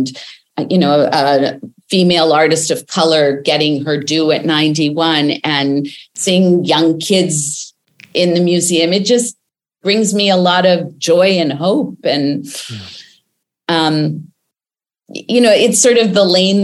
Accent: Winnipeg, Manitoba, Canada; I grew up in Winnipeg, Canada

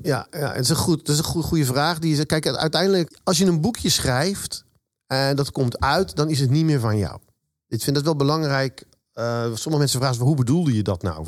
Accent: Zoetermeer, South Holland, Netherlands; also born or lived in Eindhoven; ik kom uit Zoetermeer. Daar woon ik

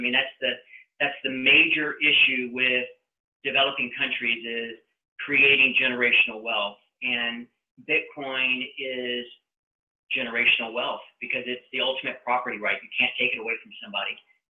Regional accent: United States; And I think this is the most distressing thing for me as an American to see how the financial system is literally rigged against us.

